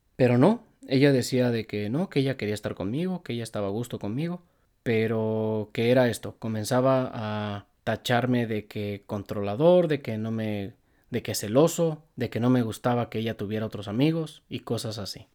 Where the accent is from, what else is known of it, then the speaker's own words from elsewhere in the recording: Apaseo, Guanajuato, Mexico; Donde yo vivo, de donde yo soy y de donde ella es, donde vivíamos, es a paseo